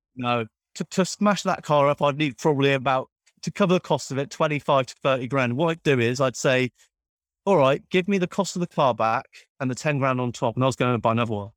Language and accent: English; Cornwall, South West England, United Kingdom; I'm from Cornwall